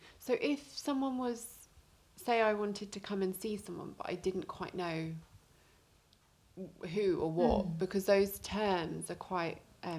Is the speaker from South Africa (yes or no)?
no; United Kingdom; we're both from Lewis.